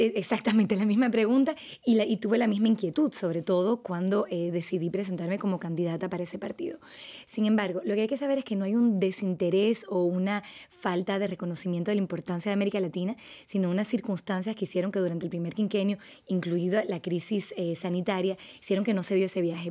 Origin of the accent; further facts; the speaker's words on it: Dominican Republic; moved away; also born or lived in France; yo soy franco-dominicano, o sea que yo también soy binacional eh, crecí en República Dominicana en una comunidad francesa